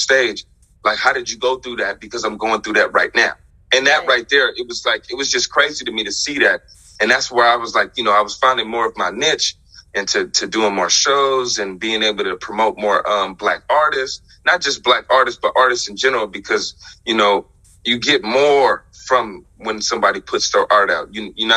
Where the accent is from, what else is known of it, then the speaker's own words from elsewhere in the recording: Las Vegas, Nevada, United States; now in Eugene, United States; growing up in Las Vegas